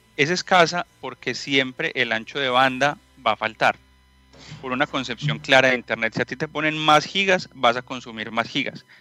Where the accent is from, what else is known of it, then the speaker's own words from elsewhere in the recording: Colombia; moved away as an adult; also born or lived in Medellín; now in Santiago, Chile; por mi acento seguramente ya lo han escuchado. Soy colombiano